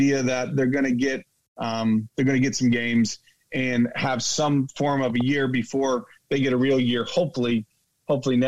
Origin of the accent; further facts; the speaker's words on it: upstate New York, United States; moved away; I'm from New York. We both grew up in those states where it's very, very cold